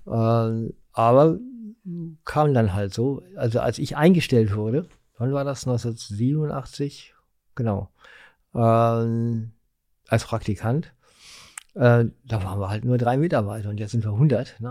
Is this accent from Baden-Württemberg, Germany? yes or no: no; Essen, North Rhine-Westphalia, Germany; moved away as an adult; also born or lived in Mülheim an der Ruhr / Bochum / Munich; now in Berlin, Germany; ich bin in Essen geboren, im Knappschaftskrankenhaus